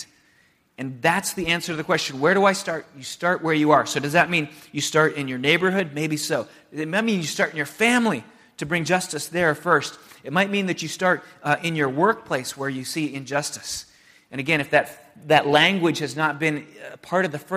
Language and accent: English; San Diego, California, United States; moved away as an adult; also born or lived in Santa Barbara / Chicago; I moved from San Diego to Santa Barbara to go to school, and then to Chicago in the north suburbs of Chicago to go to seminary.